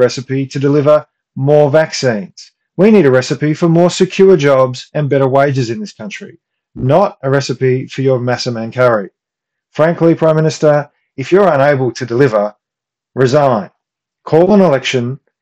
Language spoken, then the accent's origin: English; Australia; we, as the Australian people